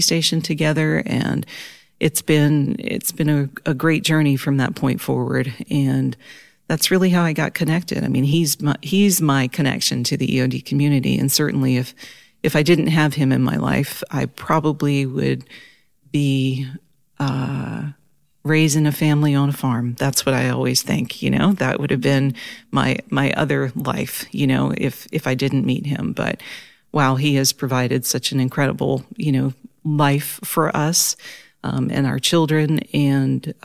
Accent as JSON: {"language": "English", "region": "Southern Maryland", "country": "United States", "tie": "born or raised there", "said": "I grew up in Southern Maryland, and my family still lives there"}